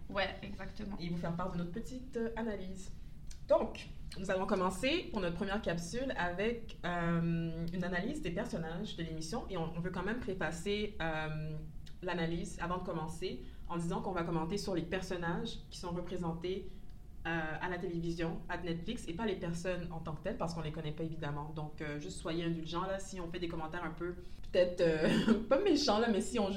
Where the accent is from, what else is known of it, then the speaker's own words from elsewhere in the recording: Quebec, Canada; comme on dit chez nous au Québec